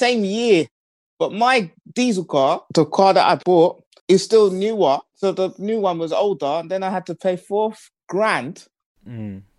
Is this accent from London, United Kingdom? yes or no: yes; London, United Kingdom; I'm from London, and I have to leave London